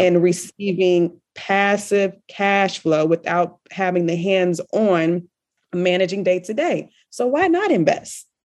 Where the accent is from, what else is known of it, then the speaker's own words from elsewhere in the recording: Richmond, Virginia, United States; moved away as an adult; now in Kuwait; I am originally from Richmond, Virginia